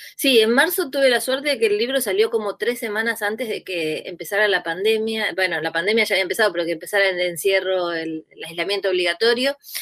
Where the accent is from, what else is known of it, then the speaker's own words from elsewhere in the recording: Burzaco, Buenos Aires Province, Argentina; crecí en Bursaco